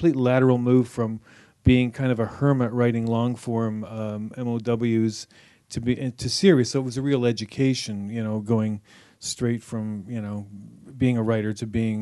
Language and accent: English; Collingwood, Ontario, Canada; moved away as an adult; now in Dartmouth, Canada; I grew up in Collingwood here in Ontario. I'm from here